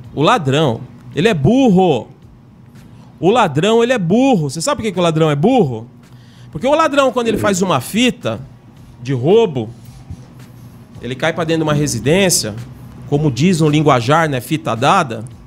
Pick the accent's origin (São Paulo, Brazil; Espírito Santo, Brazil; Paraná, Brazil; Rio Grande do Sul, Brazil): São Paulo, Brazil; eu sou de São Paulo, mas tô morando aqui